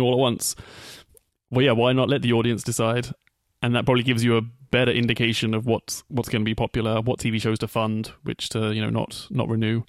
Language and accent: English; England, United Kingdom; moved away as an adult; that continent that I called home for thirty years